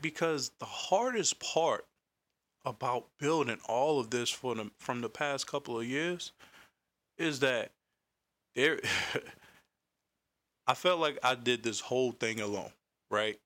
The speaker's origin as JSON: {"language": "English", "town": "Raleigh", "region": "North Carolina", "country": "United States", "said": "I'm from Carolina, Raleigh to be exact, South Side to be exact"}